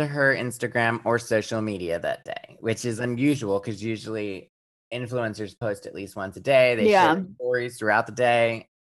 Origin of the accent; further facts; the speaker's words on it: Central Pennsylvania, United States; also born or lived in Pittsburgh; which I grew up in Central Pennsylvania.